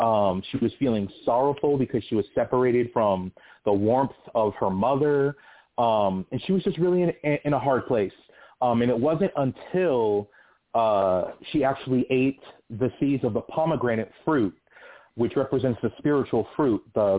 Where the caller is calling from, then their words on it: California, United States; I'm calling from California.